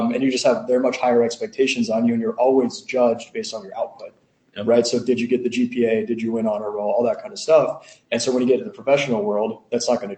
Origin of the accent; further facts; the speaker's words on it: Los Angeles, California, United States; also born or lived in Syracuse, New York; I'm from Los Angeles originally